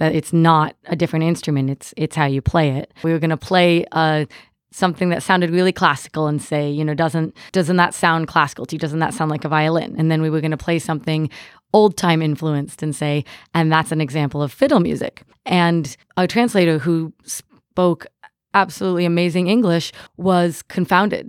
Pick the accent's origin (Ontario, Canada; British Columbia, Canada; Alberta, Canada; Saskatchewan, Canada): Ontario, Canada; now in Cincinnati, United States; I'm originally from Ontario